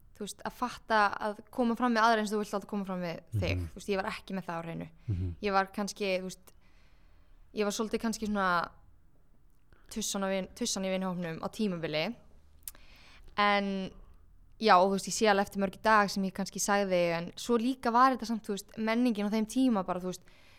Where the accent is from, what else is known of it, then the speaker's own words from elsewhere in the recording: Kópavogur, Capital Region, Iceland; also born or lived in Garðabær; ég ólst upp í Garðabæ og Kópaví mm. svona aðalega samt í Kópaví